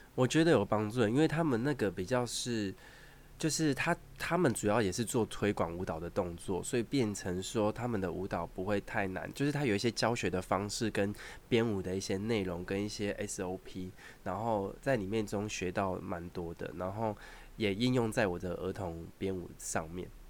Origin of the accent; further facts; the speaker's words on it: Taoyuan, Taiwan; 因为我桃园人